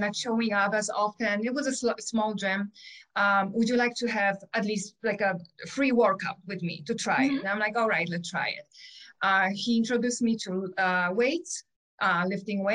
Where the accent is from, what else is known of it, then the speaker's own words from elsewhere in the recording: Poland; English is a second language; moved away as an adult; now in Michigan, United States; I have an accent. I was born in Poland. I came here when I was 20, almost 21